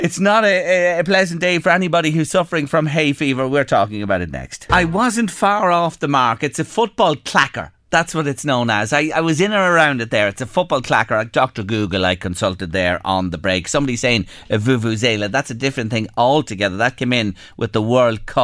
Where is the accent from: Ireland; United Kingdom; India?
Ireland; Drogheda, Leinster; my hometown club